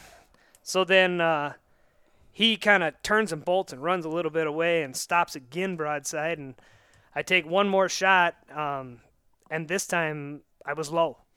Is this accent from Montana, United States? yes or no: yes; Northwest Montana, United States; moved away; I'm originally from out here